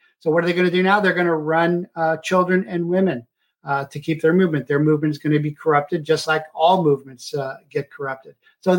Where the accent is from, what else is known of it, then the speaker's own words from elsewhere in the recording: United States; Now, I'm an American.